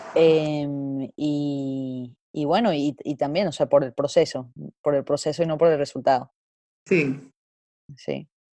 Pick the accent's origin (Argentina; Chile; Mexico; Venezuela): Venezuela; moved away